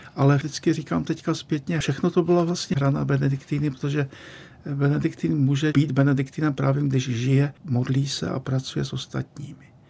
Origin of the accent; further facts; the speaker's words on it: Český Těšín, Moravian-Silesian Region, Czechia; moved away as an adult; now in Prague, Czech Republic; když jsem se vracel z Litoměříc do svého rodného českého Těšína